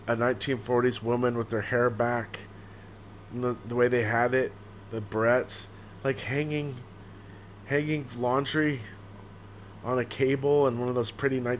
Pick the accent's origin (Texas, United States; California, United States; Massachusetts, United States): California, United States; Santa Cruz; now in New York City, United States; I'm from Santa Cruz, California